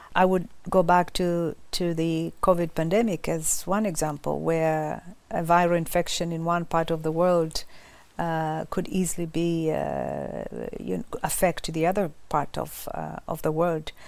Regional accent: Kilimanjaro, Tanzania; I'm from Tanzania, uh, coming from Kilimanjaro

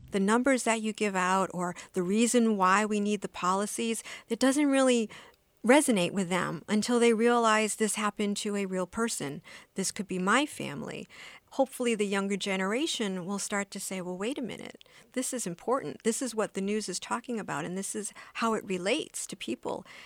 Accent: United States; I was born in the States

